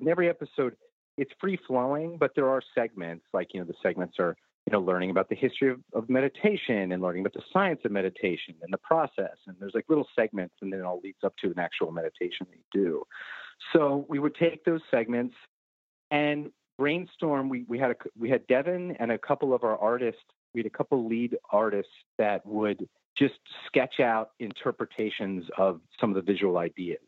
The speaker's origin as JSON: {"language": "English", "town": "New York City", "region": "New York", "country": "United States", "said": "We've had my studio running in Brooklyn for 22 years now"}